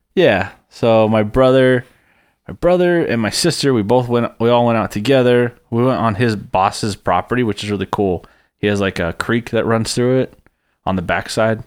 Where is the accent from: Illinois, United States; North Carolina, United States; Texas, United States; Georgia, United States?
Texas, United States; I'm from Texas